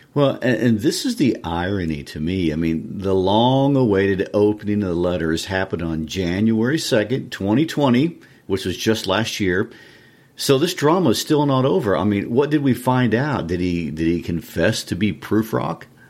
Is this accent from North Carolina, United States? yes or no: no; Kansas City, Missouri, United States; I'm originally from Kansas City